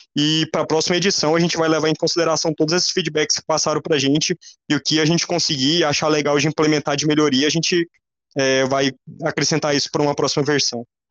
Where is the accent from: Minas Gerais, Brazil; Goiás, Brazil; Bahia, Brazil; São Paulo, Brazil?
Goiás, Brazil; now in Brasília, Brazil; vocês vão ver meu sotaque, né? É, eu sou goiano